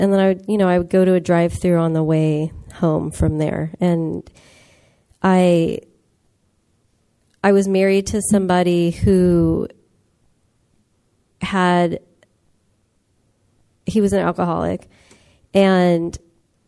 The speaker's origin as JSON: {"language": "English", "town": "Los Angeles", "region": "California", "country": "United States", "said": "I come from the San Fernando Valley, which is part of Los Angeles"}